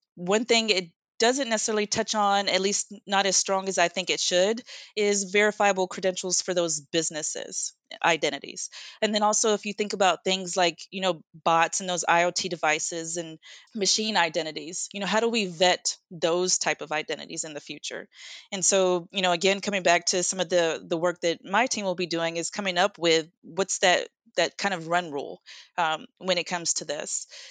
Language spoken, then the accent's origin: English; United States; I am from the United States